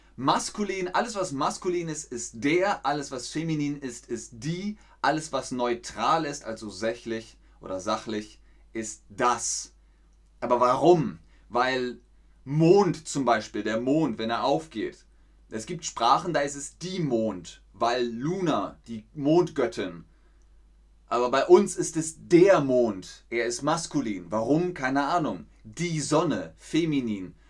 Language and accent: German; Bavaria, Germany; In Bayern, da wo ich herkomme, im Süden